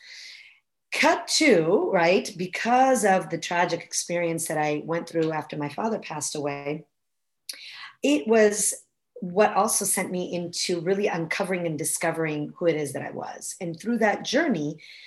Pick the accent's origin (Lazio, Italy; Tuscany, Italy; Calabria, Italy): Tuscany, Italy; Florence; moved away as an adult; now in United States; I was born and raised in Florence, Italy